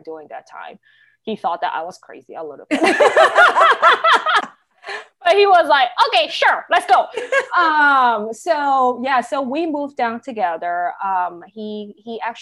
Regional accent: United States; also born or lived in Hong Kong; I grew up in the States majority of time

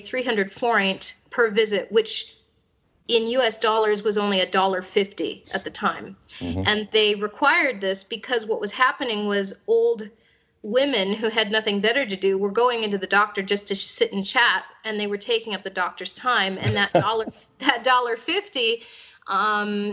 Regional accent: United States; now in Hungary; as an American

